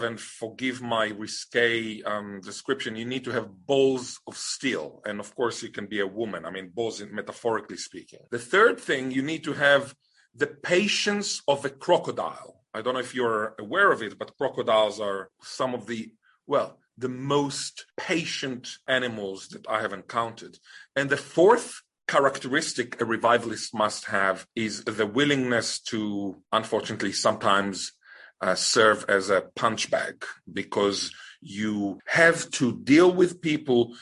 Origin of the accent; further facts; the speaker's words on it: Israel; now in Australia; I was born in Israel